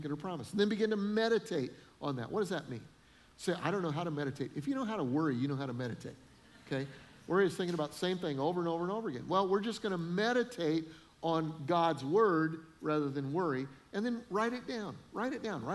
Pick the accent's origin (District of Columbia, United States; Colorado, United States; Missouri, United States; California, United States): Colorado, United States; Denver; moved away as an adult; also born or lived in Freeport, Illinois; I'd never really lived anywhere but Denver